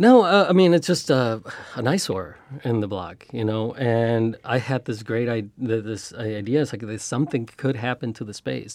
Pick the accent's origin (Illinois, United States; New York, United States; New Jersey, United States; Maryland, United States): Illinois, United States; Chicago; also born or lived in Mexico; Growing up in Chicago